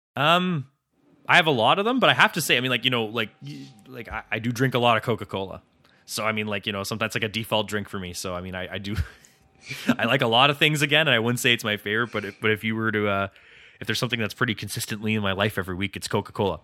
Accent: Ottawa, Ontario, Canada; It's my hometown

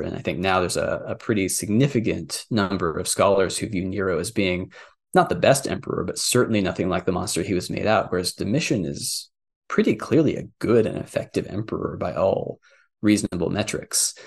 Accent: Texas, United States; I grew up in Texas

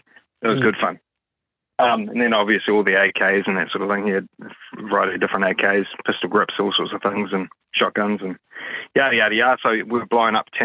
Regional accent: Auckland, New Zealand; I am from West Auckland

